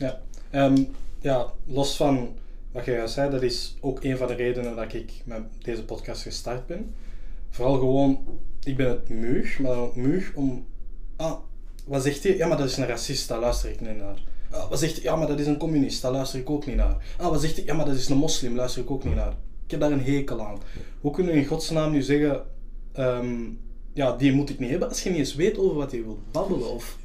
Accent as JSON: {"language": "Dutch", "region": "Flanders", "country": "Belgium", "said": "als zwarte Vlaming, want ik noem mijn eigen een Vlaming, mhm. ik voel me ook een Vlaming"}